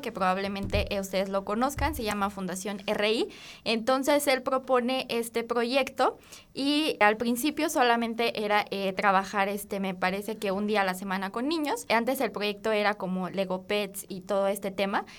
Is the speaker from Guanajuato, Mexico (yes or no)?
yes; Guanajuato, Mexico; yo soy de Guanajuato Capital.